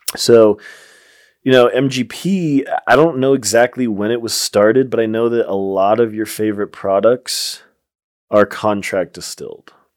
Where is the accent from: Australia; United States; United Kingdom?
United States; Colorado; my home state in Colorado